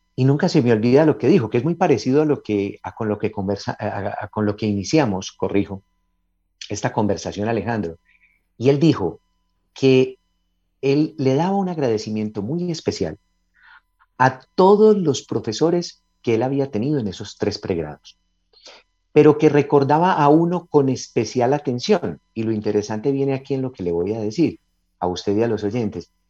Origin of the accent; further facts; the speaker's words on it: Antioquia, Colombia; nuestra región, en Antioquia, nosotros los paisas